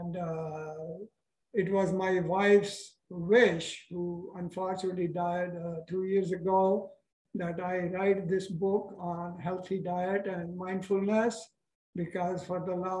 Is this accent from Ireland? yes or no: no; India; moved away as an adult; also born or lived in Pakistan; now in United States; I was born in that part of India, which now belongs to Pakistan